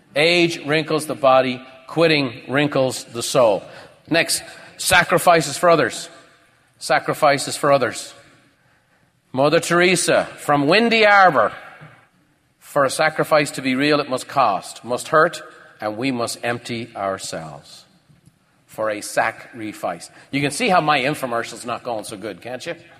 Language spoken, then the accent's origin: English; Ireland; moved away; I grew up in Ireland.